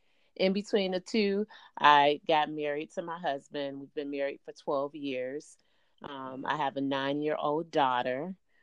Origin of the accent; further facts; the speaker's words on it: Chicago, Illinois, United States; also born or lived in Riverdale, Illinois; I'm a native of Chicago, born and raised on the South Side in the Roseland community for a good part of my life. And then I moved to the Southwest suburbs in Riverdale.